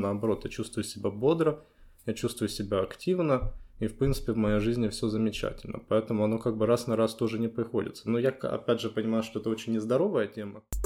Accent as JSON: {"language": "Russian", "region": "Kyiv", "country": "Ukraine", "tie": "born or raised there", "also_born_or_lived": "Poland", "said": "это мой родной город"}